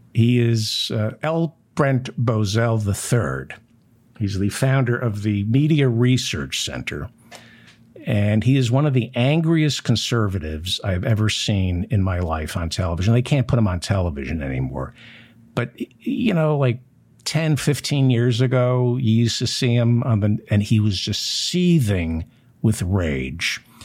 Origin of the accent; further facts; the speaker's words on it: New Jersey, United States; I grew up in New Jersey